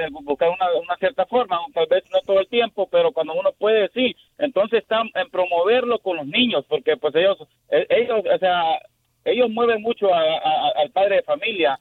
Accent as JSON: {"language": "Spanish", "country": "Honduras", "moved": "yes", "lives_now": "Houston, United States", "said": "yo soy hondureño"}